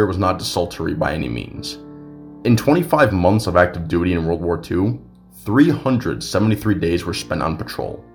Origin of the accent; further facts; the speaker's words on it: Syracuse, New York, United States; now in Albany, United States; my hometown, Syracuse, New York